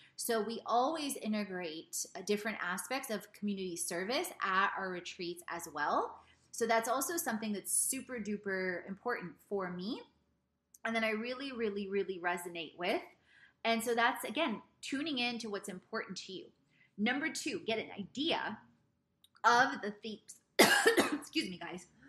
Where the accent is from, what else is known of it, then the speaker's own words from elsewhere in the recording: South Carolina, United States; also born or lived in Poland / Italy; We ended up in the United States just before I was two years old in South Carolina